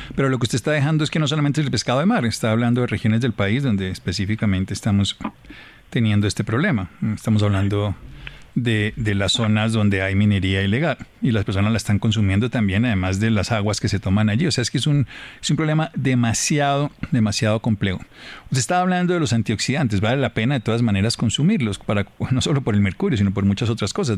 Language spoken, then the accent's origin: Spanish; Colombia; como colombianos